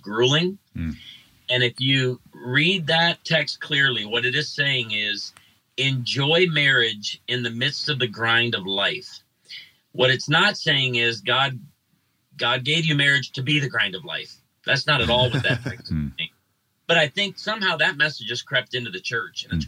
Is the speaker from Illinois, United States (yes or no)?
yes; Chicago, Illinois, United States; now in Branson, United States; I grew up in Chicago, and I was the only kid in my school that listened to country music